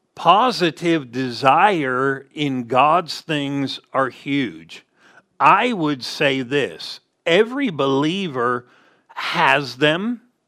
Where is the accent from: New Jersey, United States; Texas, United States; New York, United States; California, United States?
California, United States; Southern; we grew up in Southern California